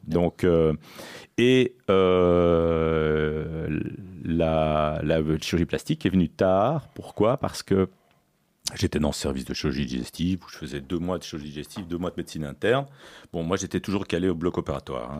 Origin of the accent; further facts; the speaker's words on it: Belgium; also born or lived in Sicily / Toulouse; je suis né en Belgique. Je suis d'origine sicilienne, j'ai deux parents euh, d'origine sicilienne